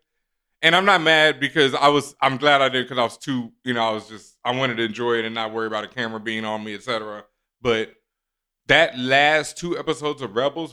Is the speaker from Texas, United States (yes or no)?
yes; Houston, Texas, United States; also born or lived in Cheyenne, Wyoming; I was born in Cheyenne, Wyoming. My parents were in Cheyenne, Wyoming before we moved to Houston